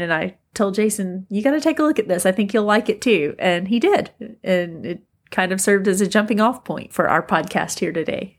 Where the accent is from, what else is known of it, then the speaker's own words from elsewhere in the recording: Northwest Alabama, United States; moved away as an adult; also born or lived in Tuscaloosa, Alabama; now in Fort Worth, United States; we were both from very small towns up in Northwest Alabama, which were wonderful places to grow up